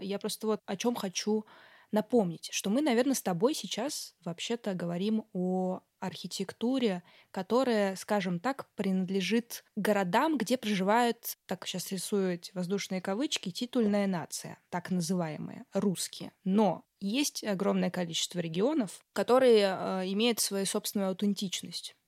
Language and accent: Russian; Tolyatti, Samara Oblast, Russia; moved away; Я сама э, родом из провинциального города, а, область Самарская